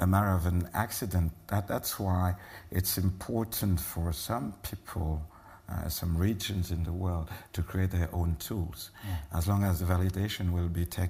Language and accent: English; Cameroon; I'm a Bassa from Cameroon